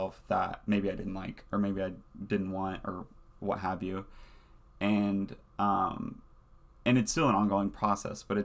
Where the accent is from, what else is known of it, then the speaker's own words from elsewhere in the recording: the South, United States; accent: Southern; moved away; being gay, growing up in the South, like growing up in the church